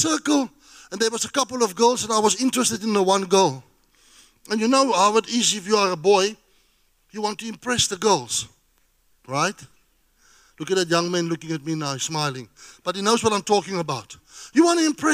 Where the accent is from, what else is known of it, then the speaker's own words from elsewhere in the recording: South Africa; I'm a South African.